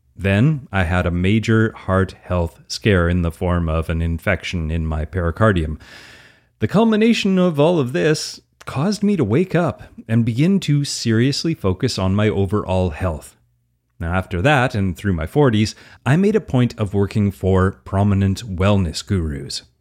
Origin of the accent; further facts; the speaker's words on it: Alberta, Canada; accent: Albertan; I'm an easygoing Canadian, if you didn't guess, from my outrageous Albertan accent